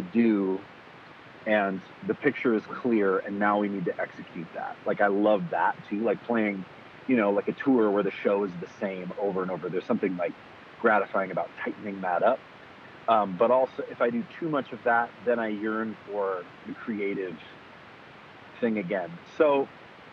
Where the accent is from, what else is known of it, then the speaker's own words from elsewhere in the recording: Kalispell, Montana, United States; I grew up in Montana in this small town called Kalispell, the northwest corner.